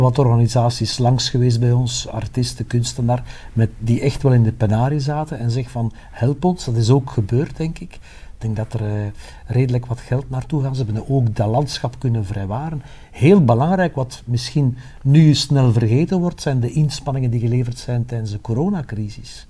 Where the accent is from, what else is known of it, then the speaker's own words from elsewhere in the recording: Dendermonde, Flanders, Belgium; ik kom uit Dendermonde